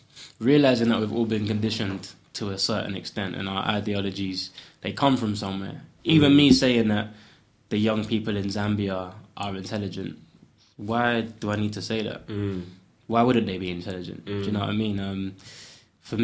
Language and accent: English; Ghana; now in United Kingdom; So for me, as a Westerner, effectively, I know I'm from Ghana originally, but someone coming from England saying, yo, like, here's a bit of money, it's kind of insulting.